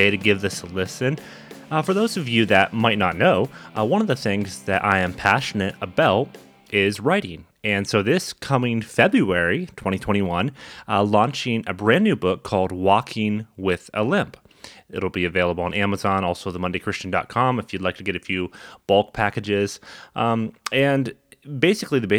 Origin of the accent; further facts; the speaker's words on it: Canada; in Canada, being Canadian